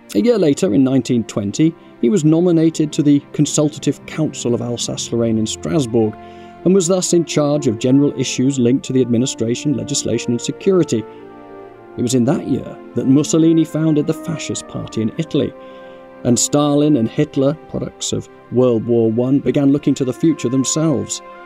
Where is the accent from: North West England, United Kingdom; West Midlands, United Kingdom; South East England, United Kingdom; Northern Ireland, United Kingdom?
North West England, United Kingdom; Cockermouth; my hometown of Cockermouth in northwest England